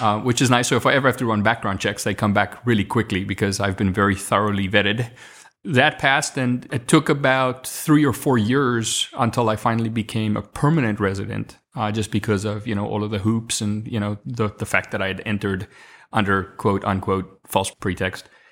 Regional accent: South Africa; first language Afrikaans; English is a second language; moved away as an adult; now in United States; I'm from Africa

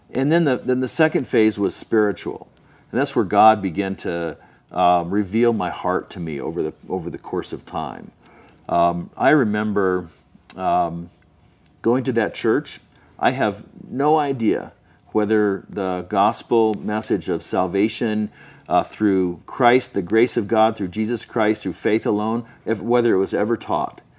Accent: Southern California, United States; also born or lived in Salt Lake City, Utah; I grew up mostly in Southern California

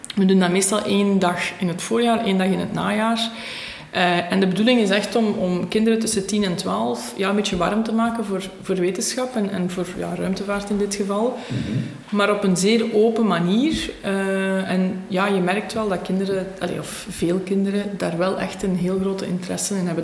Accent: Beveren, Flanders, Belgium; Ik ben bijna 32 jaar. Ik ehm, ben afkomstig van Beveren

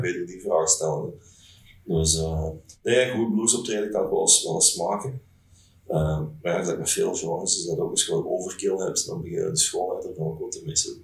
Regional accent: Lanaken, Flanders, Belgium; Ik ben van Limburg afkomstig, van Lamaken tegen Maastricht

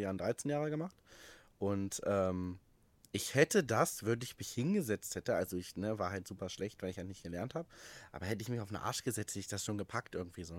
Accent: Wolfsburg, Lower Saxony, Germany; in meiner Heimatstadt Wolfsburg damals

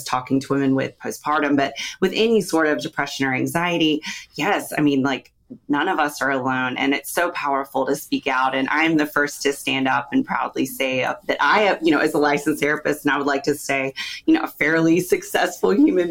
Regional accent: Raleigh, North Carolina, United States; also born or lived in Charlotte, North Carolina; I'm from Raleigh, North Carolina

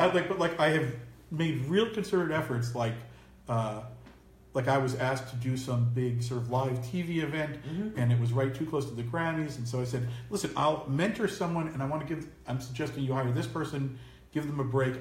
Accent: Tenafly, New Jersey, United States; also born or lived in New York City; Grew up across the bridge in Tenafly, New Jersey

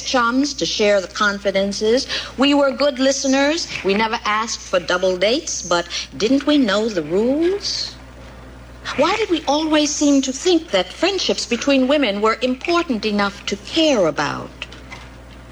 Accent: New York City, New York, United States; being a Black lesbian growing up in New York

